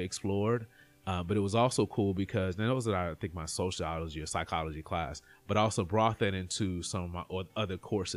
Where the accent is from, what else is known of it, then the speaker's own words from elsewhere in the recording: Terry, Mississippi, United States; moved away; I grew up in a small town outside of Jackson, Mississippi, Terry, Mississippi.